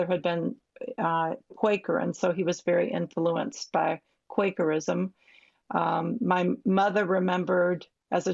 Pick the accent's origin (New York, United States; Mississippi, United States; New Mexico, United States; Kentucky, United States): Kentucky, United States; Louisville; I grew up in Louisville, Kentucky, and the daughter of a seminary professor